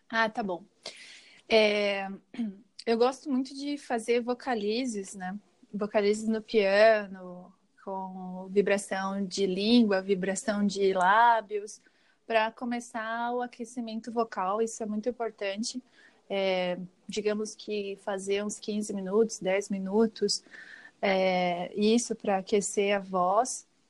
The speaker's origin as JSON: {"language": "Portuguese", "town": "Joinville", "region": "Santa Catarina", "country": "Brazil", "tie": "born or raised there", "moved": "yes", "said": "Joinville, onde eu morava, né, onde eu cresci."}